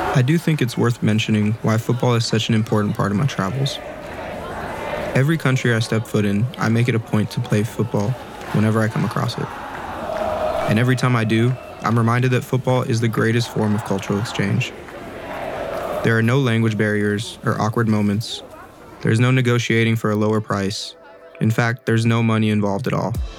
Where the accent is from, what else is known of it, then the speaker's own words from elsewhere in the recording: Los Angeles, California, United States; I'm from Los Angeles, California